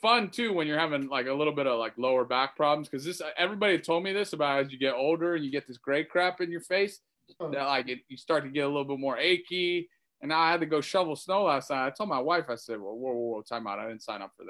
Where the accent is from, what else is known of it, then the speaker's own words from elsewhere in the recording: Massachusetts, United States; I'm back home. I live in Massachusetts.